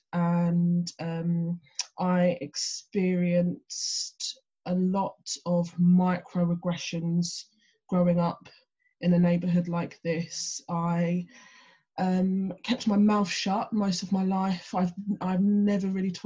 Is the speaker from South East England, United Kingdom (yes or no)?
no; London, United Kingdom; also born or lived in Hertford; I grew up in and around London